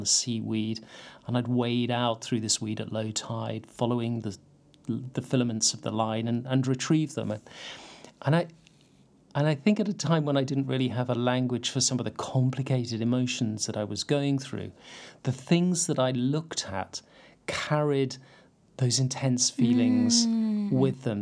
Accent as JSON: {"language": "English", "town": "St Ives", "region": "South West England", "country": "United Kingdom", "tie": "born or raised there", "said": "I grew up in St Ives, mm. or more precisely, I grew up in Carbis Bay"}